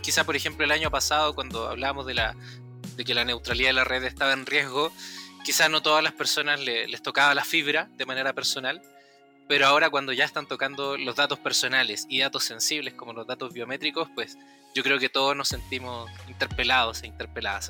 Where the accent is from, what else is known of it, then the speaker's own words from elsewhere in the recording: Chile; accent: Chilean; hablo como chileno rápido